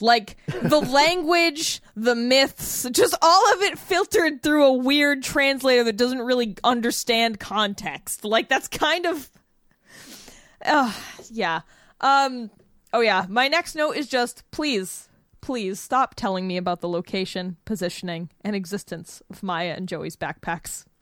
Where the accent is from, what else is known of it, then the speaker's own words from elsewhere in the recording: New Bedford, Massachusetts, United States; moved away; my hometown is New Bedford, Massachusetts